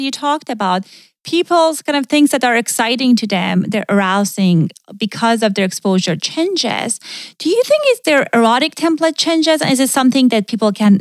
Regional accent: Iran; moved away; I grew up in Iran

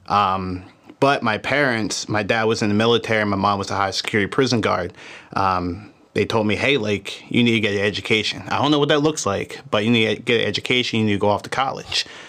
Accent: Philadelphia, Pennsylvania, United States; I was born in Philadelphia, Pennsylvania

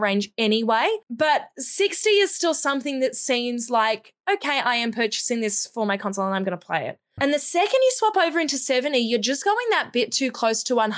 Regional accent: Australia; now in New Zealand; So I'm an Australian

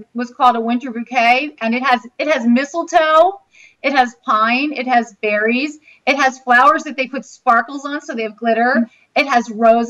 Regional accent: Baltimore, Maryland, United States; moved away as an adult; also born or lived in Harrisburg, Pennsylvania; now in Florida, United States; I grew up in Baltimore, and then I lived near Harrisburg.

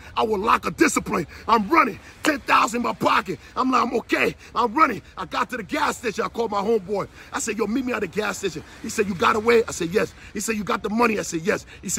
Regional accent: New Jersey, United States; I ain't want no problem, man. I'm from Jersey, man, I know.

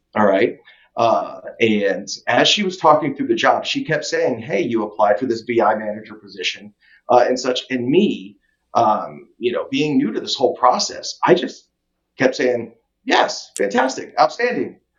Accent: Tampa, Florida, United States; also born or lived in Philippines; we settled in Tampa, Florida. So, for all intents and purposes, Tampa, Florida, go Bucks, is my home.

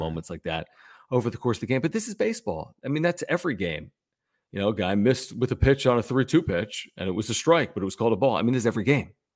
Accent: Philadelphia, Pennsylvania, United States; now in San Diego, United States; I'm from Philly.

